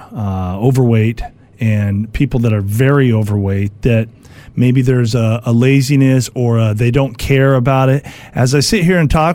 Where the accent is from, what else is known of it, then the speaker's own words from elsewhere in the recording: El Cajon, California, United States; also born or lived in San Diego; I grew up in San Diego.